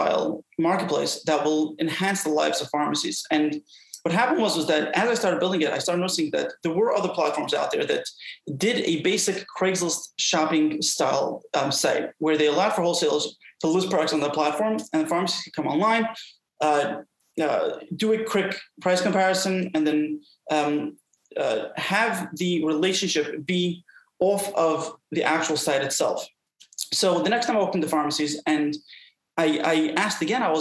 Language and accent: English; New York City, New York, United States; I was brought up in Brooklyn, New York